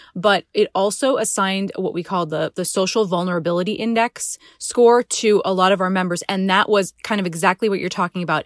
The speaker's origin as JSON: {"language": "English", "region": "Rhode Island", "country": "United States", "said": "Rhode Islanders never like to leave our state"}